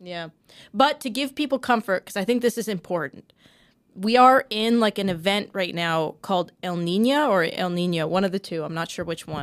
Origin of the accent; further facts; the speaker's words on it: Canada; as a Canadian